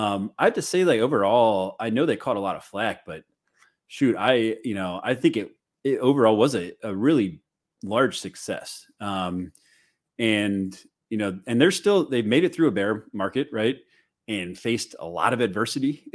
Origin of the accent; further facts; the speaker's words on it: St. Louis, Missouri, United States; now in Chicago, United States; I'm from Saint Louis. I live in Chicago now